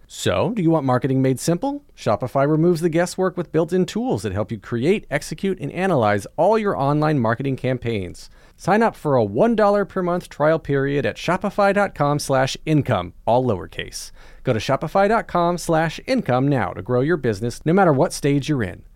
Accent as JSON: {"language": "English", "country": "United States", "said": "as an American"}